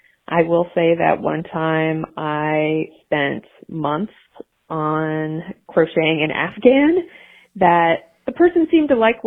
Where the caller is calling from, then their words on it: Nashville, Tennessee, United States; I'm calling from Nashville, Tennessee